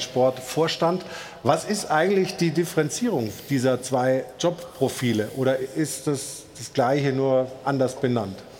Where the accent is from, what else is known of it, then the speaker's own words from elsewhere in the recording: Stuttgart, Baden-Württemberg, Germany; now in Cologne, Germany; Ich komme aus Stuttgart